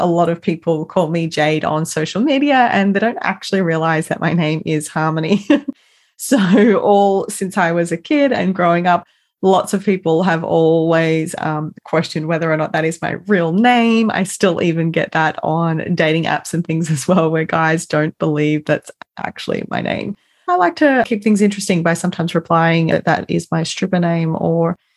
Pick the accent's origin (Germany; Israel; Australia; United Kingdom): Australia; Melbourne, Victoria; now in Perth, Australia; grew up in a family home with a large family in Melbourne. So I'm originally from Melbourne and I now live in Perth